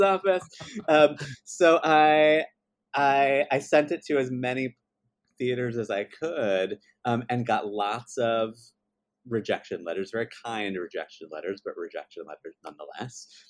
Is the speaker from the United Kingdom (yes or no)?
no; Baltimore, Maryland, United States; I grew up in Baltimore, Maryland